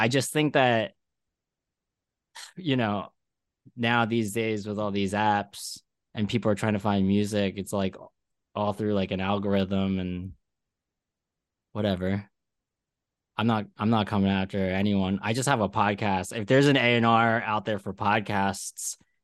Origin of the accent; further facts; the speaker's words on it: Philadelphia, Pennsylvania, United States; also born or lived in Minnesota; now in New York, United States; when I grew up in Philly